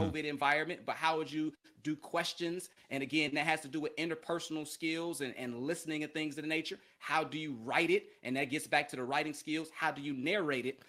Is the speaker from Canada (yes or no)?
no; Chicago, Illinois, United States; moved away as an adult; also born or lived in Philadelphia / San Angelo, Texas / Mobile, Alabama; I'm from Chicago, big city